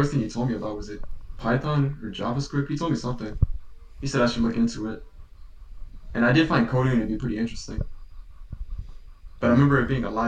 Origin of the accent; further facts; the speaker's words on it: Michigan, United States; we're from Michigan, so it can get pretty damn cold